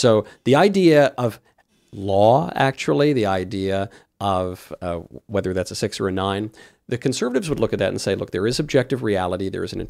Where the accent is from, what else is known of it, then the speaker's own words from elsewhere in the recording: New York, United States; I'm from New York.